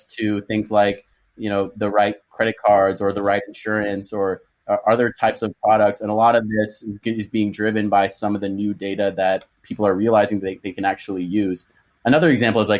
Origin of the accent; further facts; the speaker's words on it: Canada; moved away as an adult; also born or lived in Boston; I'm Canadian, was born and raised in Canada